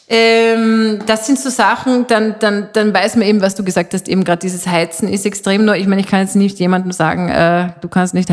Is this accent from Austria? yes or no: no; Switzerland; ich als halbe Schweizerin kann das ja sagen